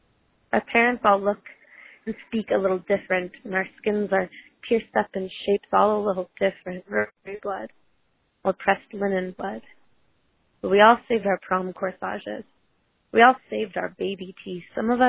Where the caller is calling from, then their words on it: Cascade, Colorado, United States; I'm calling from Cascade, Colorado.